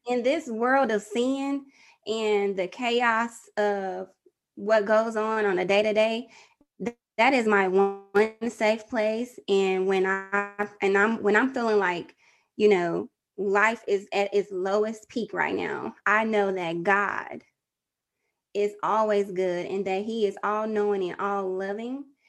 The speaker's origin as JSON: {"language": "English", "region": "Texas", "country": "United States", "said": "I'm from Texas"}